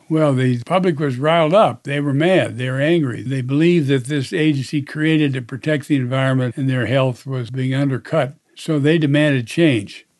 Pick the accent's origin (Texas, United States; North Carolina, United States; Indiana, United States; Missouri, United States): Indiana, United States; my home state of Indiana